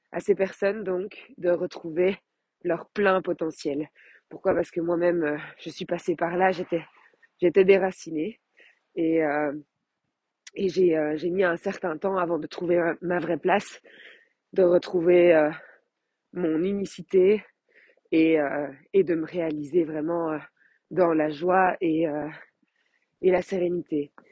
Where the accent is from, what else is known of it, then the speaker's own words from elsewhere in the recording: Belgium; Je suis belge.